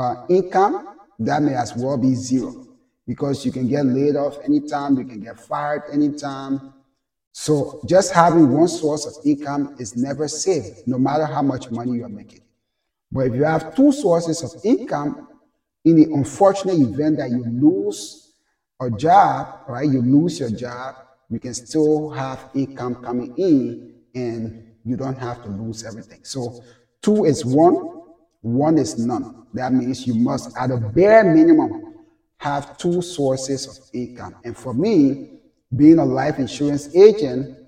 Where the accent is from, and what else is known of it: Liberia; now in United States